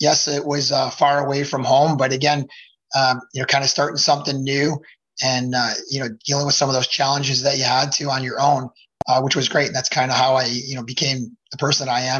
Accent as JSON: {"language": "English", "town": "Addison", "region": "Illinois", "country": "United States", "tie": "born or raised there", "said": "I grew up out here in Addison, Illinois."}